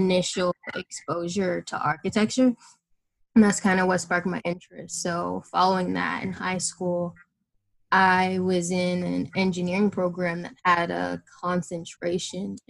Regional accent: Bowie, Maryland, United States; moved away as an adult; I'm originally from Bowie, Maryland, so not too far from Columbia

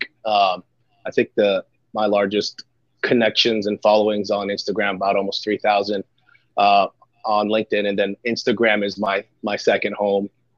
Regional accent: Southwest Florida, United States; also born or lived in Philadelphia, Pennsylvania; I'm a Florida guy. I was born in Philadelphia, but we moved down here when I was in the first grade, very young. So, I was raised in the Southwest Florida area

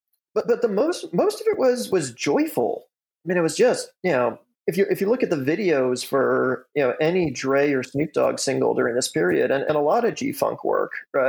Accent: Illinois, United States; I'm born and raised in the Chicago suburbs.

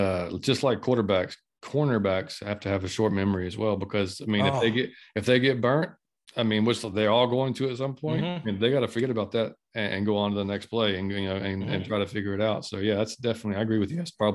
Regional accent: Atlanta, Georgia, United States; also born or lived in Washington, D.C. / Virginia; So I was taught at a very young age to hate the Cowboys.

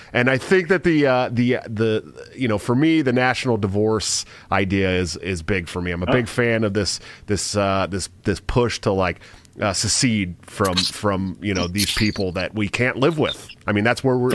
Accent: Bay Area, California, United States; somebody who grew up in the Bay Area in California

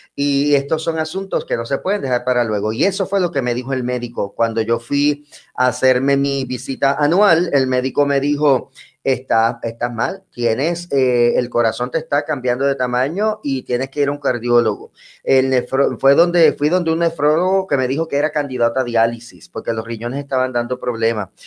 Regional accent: Bayamón, Puerto Rico; yo soy natural de Bayamón, aquí en Puerto Rico, del barrio Santa Olalla

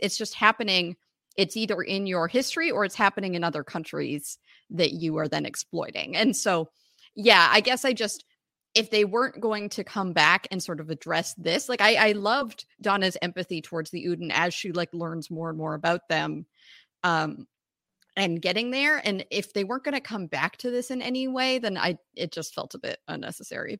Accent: Canada; I'm Canadian

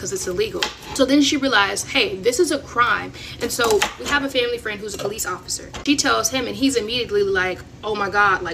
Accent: Florida, United States; we're originally from Florida

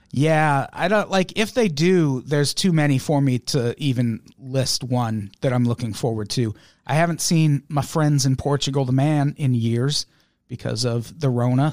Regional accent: Midwest, United States; moved away as an adult; I grew up in the Midwest and I lived there well into my adulthood.

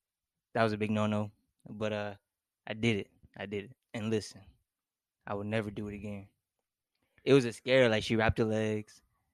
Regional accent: Arizona, United States; moved away as an adult; I was raised in Arizona, so like that's where I was predominantly for like all my childhood. I left last year

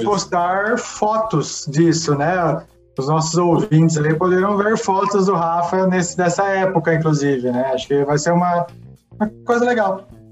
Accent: Brazil; do meu país

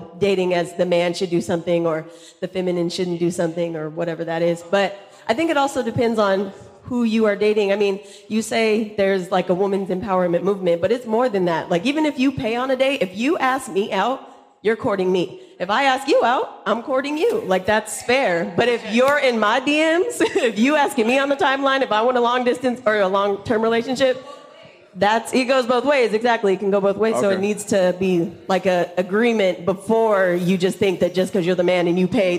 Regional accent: Perris, California, United States; I'm also from Paris, California.

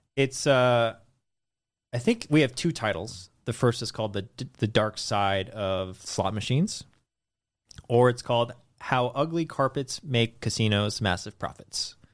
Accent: Redwood City, California, United States; also born or lived in San Francisco / Los Angeles; I was born in the Bay Area, Redwood City

